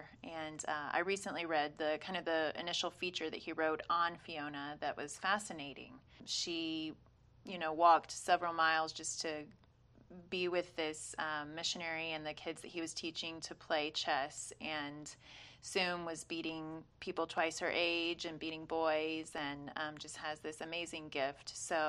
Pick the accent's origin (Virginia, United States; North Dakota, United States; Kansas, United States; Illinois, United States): Virginia, United States; Culpeper; where I grew up in Culpeper, Virginia.